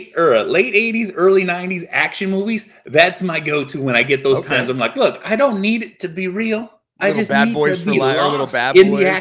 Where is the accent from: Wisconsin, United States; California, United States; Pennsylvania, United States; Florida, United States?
California, United States; Because he's from the Bay Area. I'm from the Bay Area.